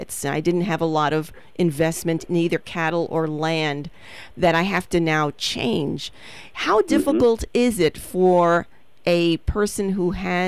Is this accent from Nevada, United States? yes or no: no; New York City, New York, United States; moved away; also born or lived in Midwest; I'm a city girl. I grew up in the Bronx, came out to the Midwest in the 70s